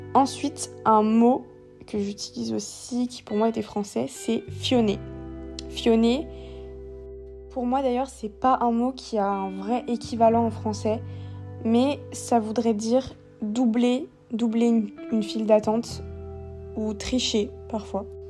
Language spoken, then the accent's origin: French; Réunion; moved away as an adult; also born or lived in metropolitan France; now in France; je viens de la Réunion et que là-bas on parle français